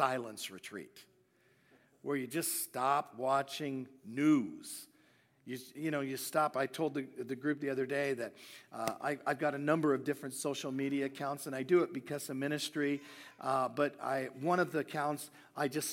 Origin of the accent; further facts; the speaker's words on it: Hamilton, Ontario, Canada; I'm a Canadian